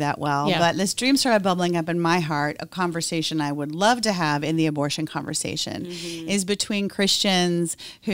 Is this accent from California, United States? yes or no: no; Peoria, Illinois, United States; moved away; I'm from Peoria, Illinois